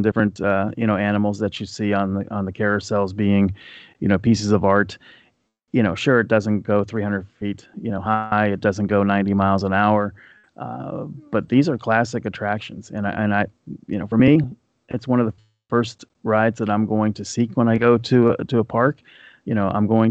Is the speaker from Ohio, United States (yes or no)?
yes; Deer Park, Ohio, United States; I grew up in Deer Park, Ohio, when I was a kid